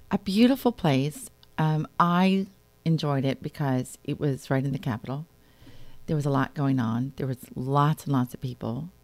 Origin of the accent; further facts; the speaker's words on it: Wayne, Pennsylvania, United States; I grew up in Wayne, Pennsylvania